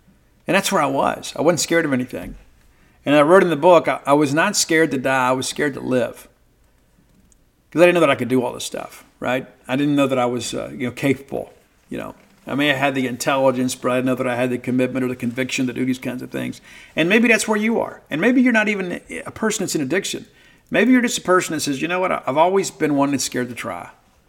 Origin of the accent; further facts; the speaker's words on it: Mississippi, United States; growing up in South Mississippi and then finding a way to achieve something in your life despite some tremendous obstacles